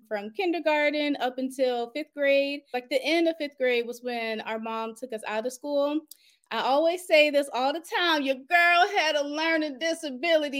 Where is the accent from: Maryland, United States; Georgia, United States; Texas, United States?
Maryland, United States; Upper Marlboro; Born and raised in Upper Marlboro, Maryland